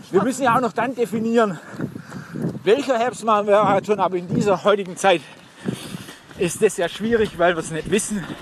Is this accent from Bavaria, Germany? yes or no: no; Blaubeuren, Baden-Württemberg, Germany; Ich komme ursprünglich aus Blaubeuren. Schwäbische Alb gibt es nur Berge.